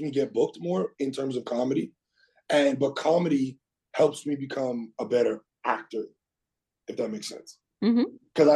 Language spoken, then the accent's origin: English; South Shore, Quebec, Canada; I was a kid and I, I grew up in the South Shore.